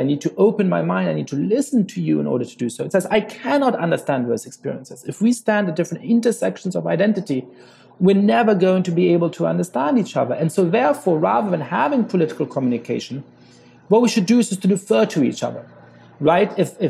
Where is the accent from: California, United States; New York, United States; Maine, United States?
New York, United States; New York City; as a black man growing up in New York City, a lot of the times you would experience stop and frisk tactics